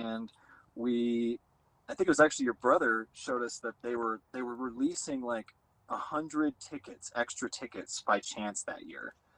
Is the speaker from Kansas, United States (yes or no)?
yes; Wichita, Kansas, United States; I grew up outside Wichita